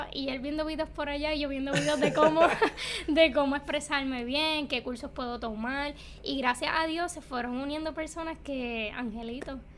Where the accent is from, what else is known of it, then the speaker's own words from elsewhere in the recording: Cayey, Puerto Rico; nacida y criada en Calle